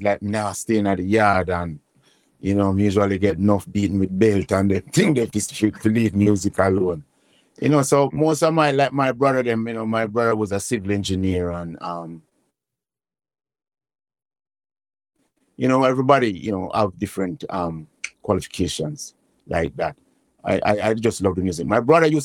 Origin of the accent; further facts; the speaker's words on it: Kingston, Saint Andrew, Jamaica; I was born in Waterhouse.